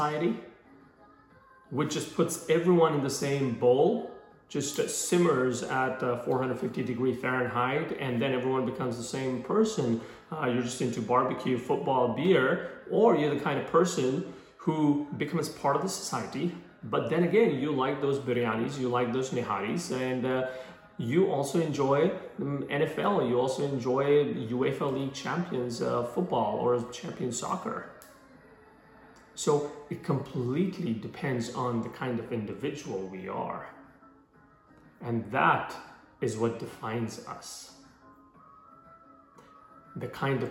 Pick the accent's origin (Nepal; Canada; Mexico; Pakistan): Pakistan; moved away; I happen to be representing two countries, the country of my birth and the country of my choice